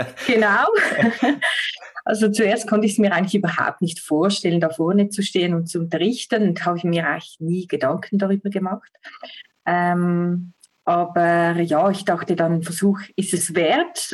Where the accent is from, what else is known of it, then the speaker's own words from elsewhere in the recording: Switzerland; Ich komme aus der Schweiz